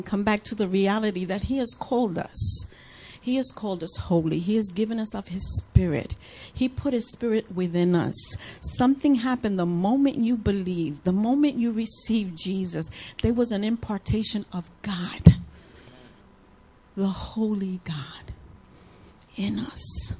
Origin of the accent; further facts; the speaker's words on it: New York, United States; moved away; I'm a New Yorker